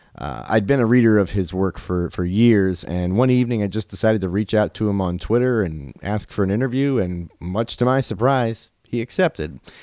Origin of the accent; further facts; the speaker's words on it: Liberty, Ohio, United States; I'm from Liberty